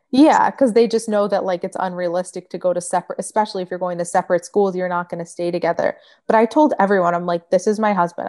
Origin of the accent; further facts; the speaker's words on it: Michigan, United States; moved away as an adult; now in Florida, United States; I grew up in Michigan.